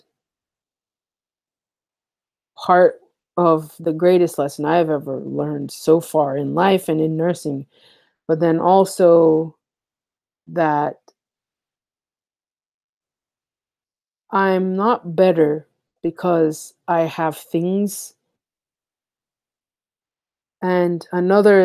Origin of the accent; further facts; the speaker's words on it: United States; I grew up in the United States, but I didn't, my house was an African house